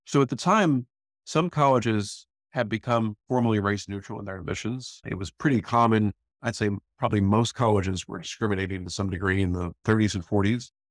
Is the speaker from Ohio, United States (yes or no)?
no; Northwest Indiana, United States; moved away; I grew up in Northwest Indiana in pretty small towns